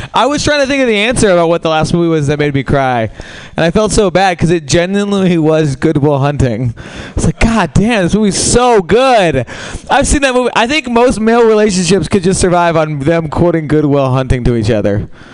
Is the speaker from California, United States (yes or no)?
no; New York, United States; moved away; I'm from New York uh, originally.